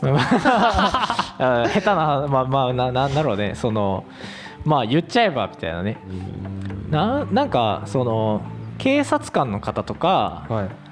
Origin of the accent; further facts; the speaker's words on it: Ehime, Japan; 同じ愛媛出身なんですよ